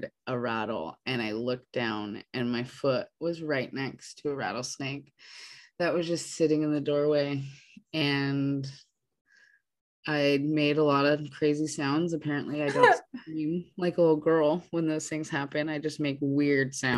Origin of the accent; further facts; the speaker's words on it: Idaho, United States; moved away; we grew up in Idaho